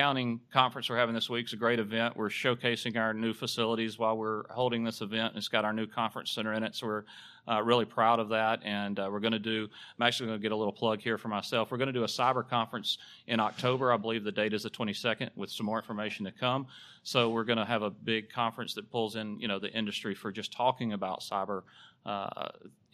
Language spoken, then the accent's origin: English; Alabama, United States; I am from Alabama. My accent give it away.